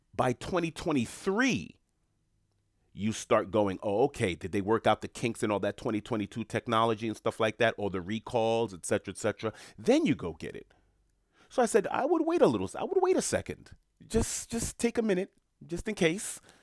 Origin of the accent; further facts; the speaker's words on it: New York City, New York, United States; moved away; I'm from New York City, born and raised from Queens